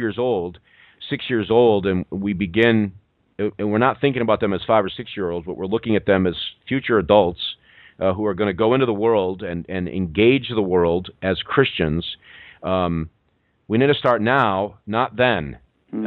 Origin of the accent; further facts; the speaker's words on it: New York, United States; I, am a New Yorker.